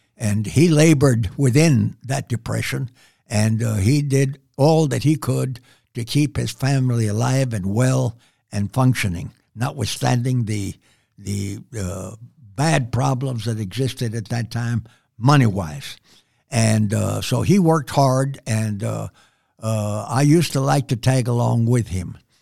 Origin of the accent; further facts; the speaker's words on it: San Antonio, Texas, United States; I was born and raised here in San Antonio on what I called and have always called the near West Side